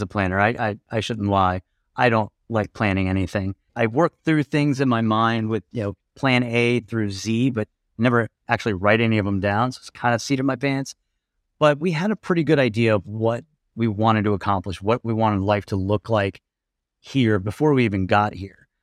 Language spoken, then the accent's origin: English; Colorado, United States; moved away as an adult; now in Lisbon, Portugal; we're from Colorado